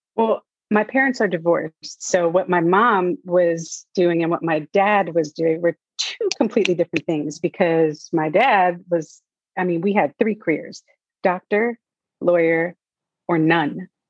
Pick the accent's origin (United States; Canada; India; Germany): United States; New York; growing up in New York, you're always surrounded by movie sets